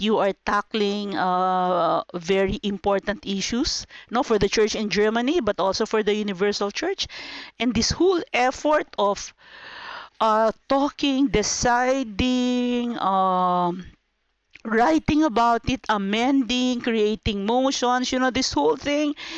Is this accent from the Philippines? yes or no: yes; Philippines; I come from the Philippines.